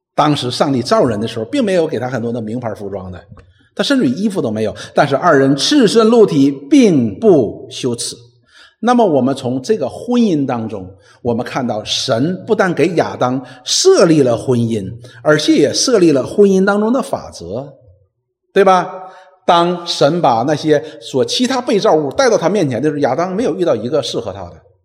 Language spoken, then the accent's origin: Chinese; China; 我们中国人